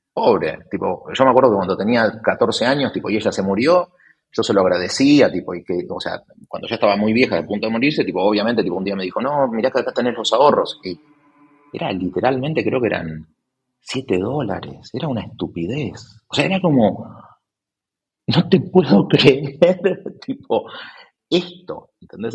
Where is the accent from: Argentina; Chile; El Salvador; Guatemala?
Argentina; also born or lived in Spain; now in Buenos Aires, Argentina; soy argentino